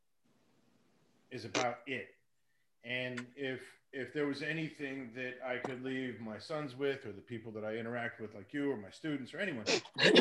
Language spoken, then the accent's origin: English; Hollywood, Florida, United States; I grew up in a city over in South Florida called Hollywood